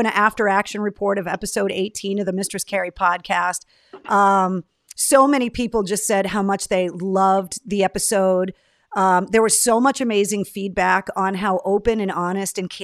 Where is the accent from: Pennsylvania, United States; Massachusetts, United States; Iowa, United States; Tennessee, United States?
Massachusetts, United States; Boston; accent: Boston; I can get rid of my accent when I really concentrate on it. But if I have a drink or two and then somebody pisses me off, I go full Boston